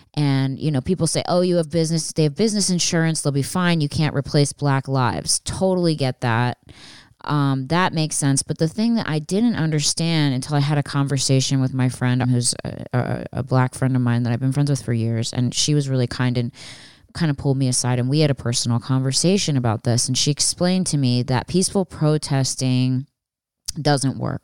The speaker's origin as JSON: {"language": "English", "area": "outside of Philadelphia", "region": "Pennsylvania", "country": "United States", "tie": "born or raised there", "said": "I grew up outside of Philadelphia"}